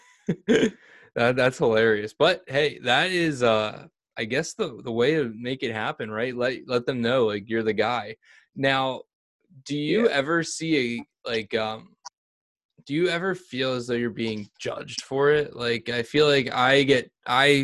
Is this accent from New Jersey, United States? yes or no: yes; Vineland, New Jersey, United States; I grew up in Vineland, and this is a very, very rural